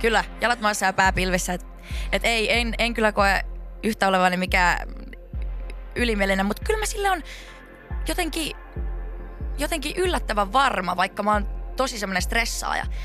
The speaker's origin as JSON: {"language": "Finnish", "town": "Laihia", "region": "Ostrobothnia", "country": "Finland", "tie": "born or raised there", "also_born_or_lived": "Vaasa, Finland / Seinäjoki, Finland / Lahti, Finland", "moved": "yes", "lives_now": "Helsinki, Finland", "said": "Pohjanmaalta. Mä oon niinku Vaasasta alun perin, sitten muutin semmoiselle pienelle paikkakunnalle siihen viereen kuin Laihia"}